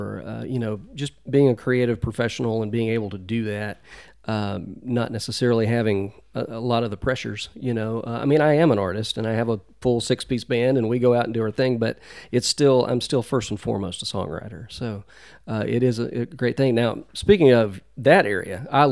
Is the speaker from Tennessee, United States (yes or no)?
yes; Memphis, Tennessee, United States; moved away as an adult; also born or lived in Nashville, Tennessee / Franklin, Tennessee; now in Columbia, United States; I was born and raised in Memphis